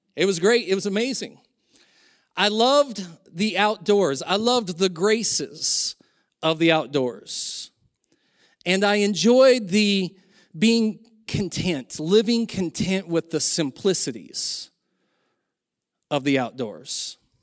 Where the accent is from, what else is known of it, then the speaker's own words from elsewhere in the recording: Silver Valley, Idaho, United States; When I was younger, growing up in the Silver Valley